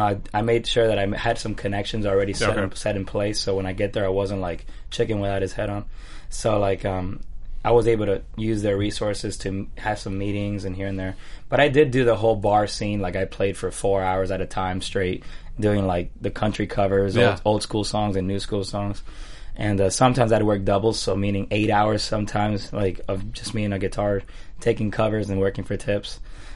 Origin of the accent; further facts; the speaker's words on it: Miami, Florida, United States; moved away as an adult; now in Nashville, United States; being from Miami, Florida, and moving to Nashville about 5 years ago.